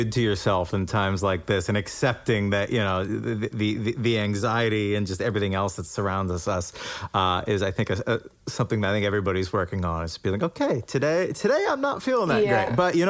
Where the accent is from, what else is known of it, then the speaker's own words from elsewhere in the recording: Lunenburg, Massachusetts, United States; moved away; I'm a New England boy myself.